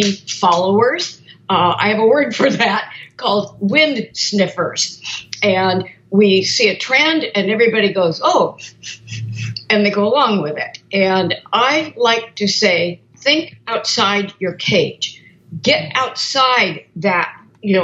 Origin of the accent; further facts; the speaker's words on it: Portland, Oregon, United States; I grew up in Portland, Oregon. And so I'm a Northwest girl